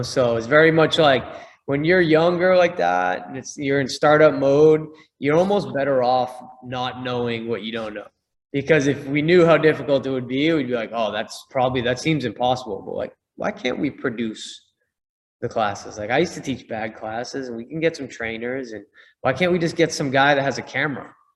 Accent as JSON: {"language": "English", "town": "Boston", "region": "Massachusetts", "country": "United States", "said": "I'm from Boston"}